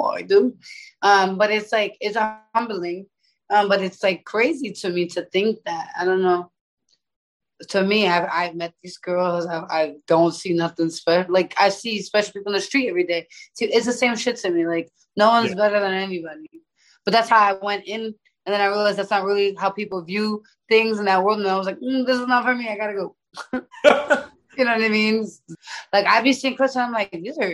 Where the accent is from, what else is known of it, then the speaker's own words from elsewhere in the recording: New York City, New York, United States; I'm from the Bronx